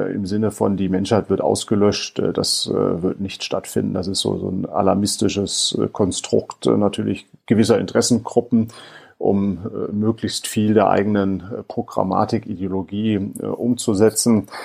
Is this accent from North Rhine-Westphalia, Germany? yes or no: no; Rhineland-Palatinate, Germany; Ich komme aus der Gegend des Ahrtals, ähm, von daher ähm, viele im Ahrtal sagen auch